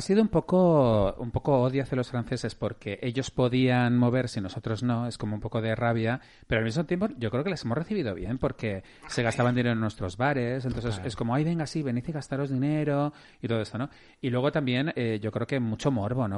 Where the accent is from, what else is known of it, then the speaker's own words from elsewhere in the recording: Madrid, Community of Madrid, Spain; yo soy madrileño, entonces yo he vivido en Madrid toda mi vida